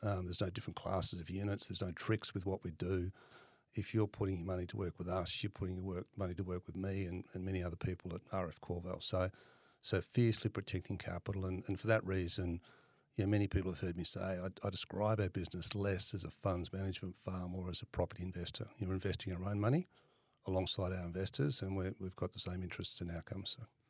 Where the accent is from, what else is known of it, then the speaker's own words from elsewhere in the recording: Perth, Western Australia, Australia; I'm originally from Perth, grew up in Perth